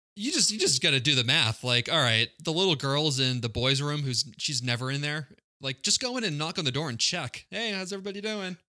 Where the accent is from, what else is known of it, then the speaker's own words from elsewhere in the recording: Quincy, Massachusetts, United States; it was my next door neighbor, uh, when I grew up in Quincy.